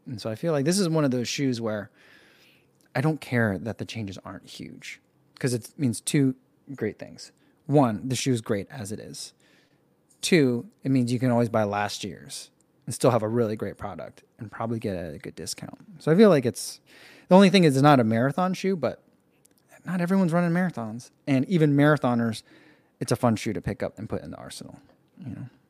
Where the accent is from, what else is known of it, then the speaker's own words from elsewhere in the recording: United States; being an American